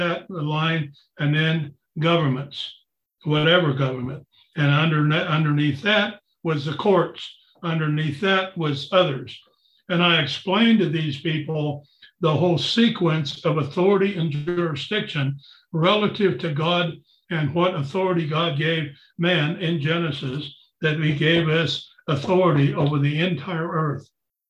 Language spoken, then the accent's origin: English; United States; I'm a sovereign because I'm an American.